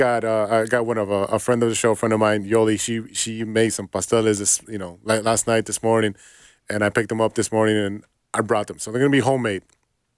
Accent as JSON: {"language": "English", "town": "Chicago", "region": "Illinois", "country": "United States", "said": "we're from Chicago"}